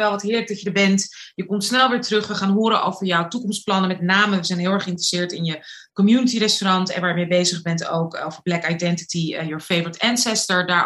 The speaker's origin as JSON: {"language": "Dutch", "town": "Rotterdam", "region": "South Holland", "country": "Netherlands", "tie": "born or raised there", "said": "Ehm, ik ben 27 alweer. Geboren en getogen in Rotterdam."}